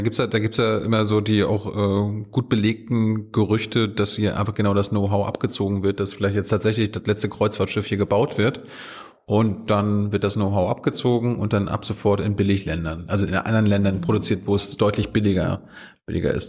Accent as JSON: {"language": "German", "town": "Malchin", "region": "Mecklenburg-Vorpommern", "country": "Germany", "said": "ich komme aus Malchin"}